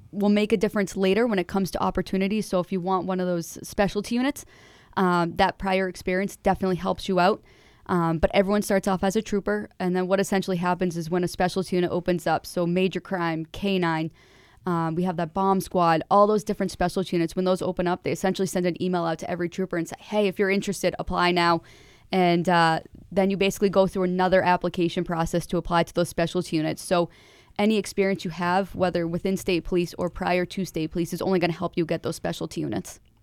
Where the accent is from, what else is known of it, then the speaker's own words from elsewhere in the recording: Manchester, New Hampshire, United States; I'm from Manchester